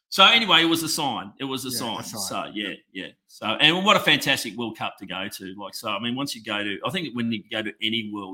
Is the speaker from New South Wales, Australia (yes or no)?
yes; Bathurst, New South Wales, Australia; He was a Bathurst boy, so he's from my hometown.